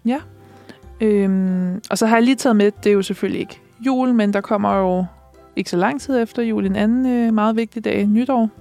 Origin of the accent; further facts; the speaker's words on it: Næstved, Zealand, Denmark; now in Copenhagen, Denmark; det afslører min dialekt måske, men jeg er jo ikke fra København. jeg er jo fra Næstved